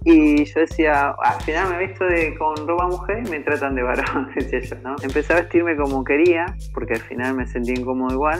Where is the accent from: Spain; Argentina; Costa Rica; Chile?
Argentina; La Pampa; also born or lived in General Pico; soy de General Pico La Pampa